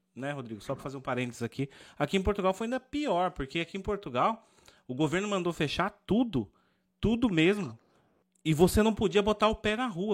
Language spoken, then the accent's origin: Portuguese; Brazil; como brasileiro